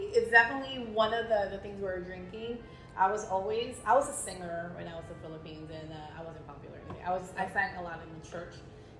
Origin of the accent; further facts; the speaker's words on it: Virginia Beach, Virginia, United States; I grew up in Virginia Beach. Lots of Filipinos there, especially now.